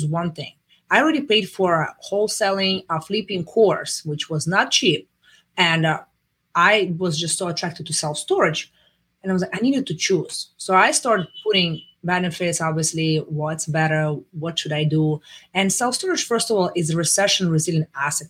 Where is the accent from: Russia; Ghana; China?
Russia; moved away as an adult; now in United States; I'm coming from Russia